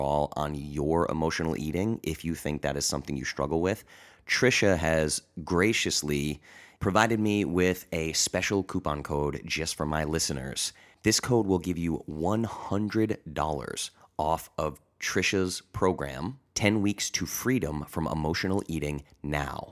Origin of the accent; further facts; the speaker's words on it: Rhode Island, United States; moved away; also born or lived in Boston, Massachusetts; I grew up in Rhode Island, went to school in Boston